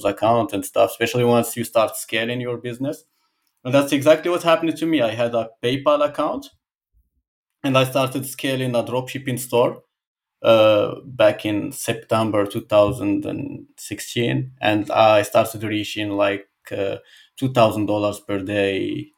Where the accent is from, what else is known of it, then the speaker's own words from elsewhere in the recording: Casablanca, Casablanca-Settat, Morocco; English is a second language; moved away as an adult; now in Balneario Camboriu, Brazil; I come from Morocco, Casablanca. I, I grew up in there.